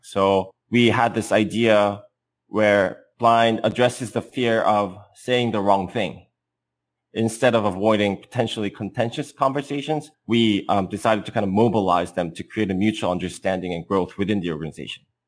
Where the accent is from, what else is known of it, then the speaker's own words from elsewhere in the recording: South Korea; moved away as an adult; now in Bay Area, United States; I'm an entrepreneur from South Korea, living in the Bay Area.